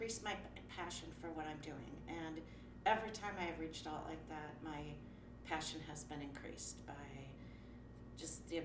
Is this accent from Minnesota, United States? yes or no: yes; Minneapolis, Minnesota, United States; I am from North Minneapolis, and my first studio was in Robbinsdale